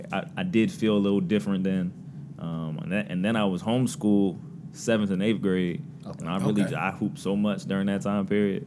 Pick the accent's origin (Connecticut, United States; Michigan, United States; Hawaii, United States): Connecticut, United States; I was living in Connecticut. I was born in Connecticut.